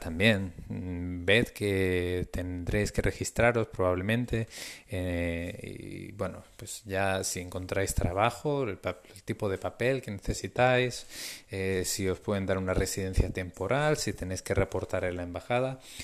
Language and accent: Spanish; Spain; moved away as an adult; also born or lived in Norway; esta es la segunda vez que salgo de España